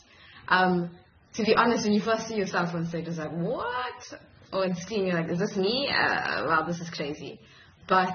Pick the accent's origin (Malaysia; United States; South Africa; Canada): South Africa; Durban, KwaZulu-Natal; moved away as an adult; also born or lived in Grahamstown, South Africa; now in Cape Town, South Africa; I'm originally from Durban. So when I moved to Cape Town